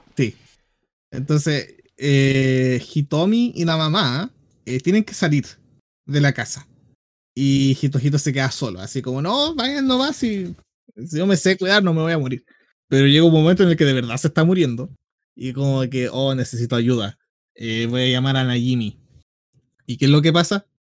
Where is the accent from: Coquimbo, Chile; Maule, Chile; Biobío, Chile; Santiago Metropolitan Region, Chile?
Biobío, Chile; de aquí, de, en aquí mismo, la octava región